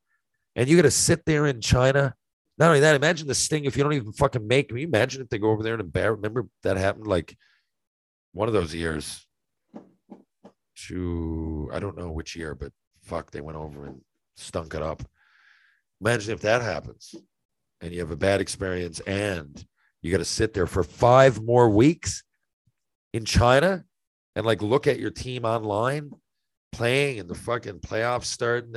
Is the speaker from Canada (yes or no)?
yes; Canada; as a Canadian